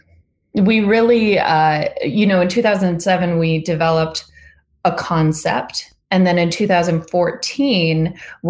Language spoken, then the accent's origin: English; northern Vermont, United States; We grew up in Vermont, in northern Vermont